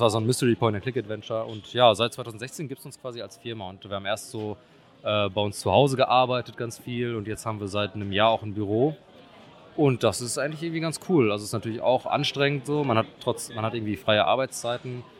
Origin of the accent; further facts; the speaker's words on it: Oer-Erkenschwick, North Rhine-Westphalia, Germany; wir kennen uns aus, der, ähm, aus derselben Heimatstadt. Also wir kommen alle drei aus Erkenschwick